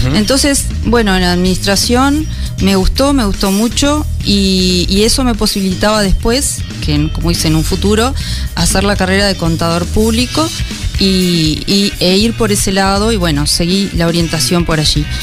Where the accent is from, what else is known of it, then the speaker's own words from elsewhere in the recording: Rosario, Colonia, Uruguay; moved away as an adult; also born or lived in Montevideo; yo soy de Rosario, eh, estuve muchos años en Montevideo porque me fui a, estudiar.